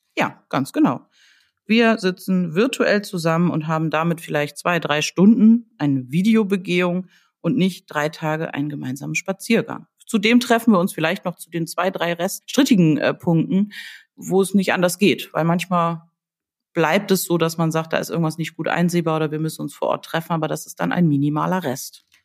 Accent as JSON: {"language": "German", "region": "Hamburg", "country": "Germany", "tie": "born or raised there", "said": "meiner Heimatstadt"}